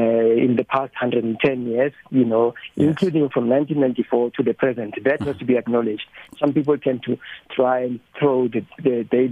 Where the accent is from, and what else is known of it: South Africa